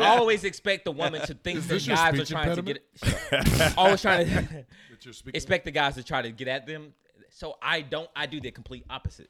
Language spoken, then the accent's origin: English; High Point, North Carolina, United States; moved away; I grew up next to Greensboro, who had A&T.